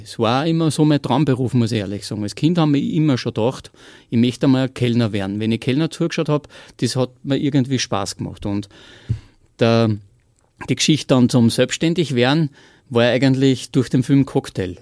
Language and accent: German; Austria; bei uns in Österreich